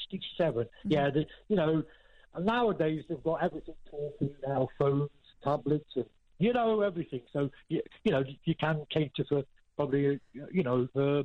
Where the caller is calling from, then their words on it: Nottingham, East Midlands, United Kingdom; from Nottingham.